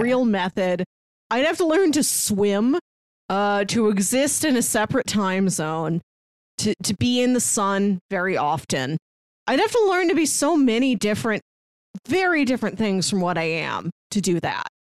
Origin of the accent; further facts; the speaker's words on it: Midwest, United States; I'm from the Midwest.